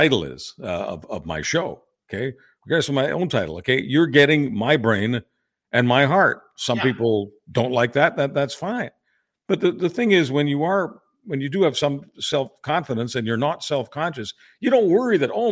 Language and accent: English; Quebec, Canada; also born or lived in Hungary; I was raised in Quebec for, you know, the first 18 years of my life.